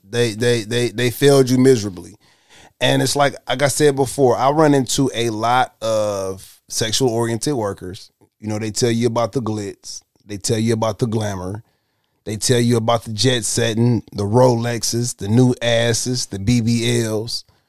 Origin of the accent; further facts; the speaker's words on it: Detroit, Michigan, United States; I'm from Detroit